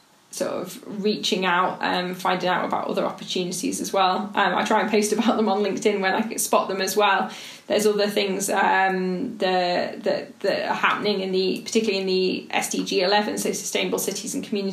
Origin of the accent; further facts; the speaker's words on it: Stoke-on-Trent, West Midlands, United Kingdom; I grew up in Stoke-on-Trent, a city that suffered really post-industrial decline